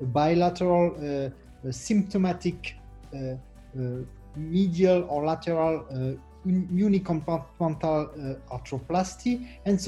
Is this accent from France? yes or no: yes; France; I'm from France, Versailles Hospital